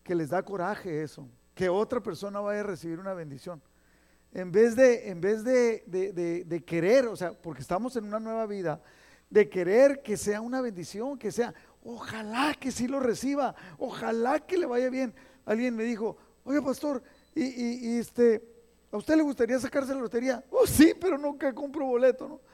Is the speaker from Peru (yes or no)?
no; Mexico; moved away; nosotros mexicanos, los que nacimos allá en México y crecimos en la escuela allá